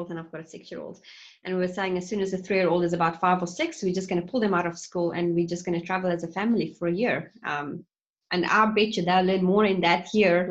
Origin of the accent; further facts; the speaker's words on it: South Africa; moved away; I'm originally from South Africa.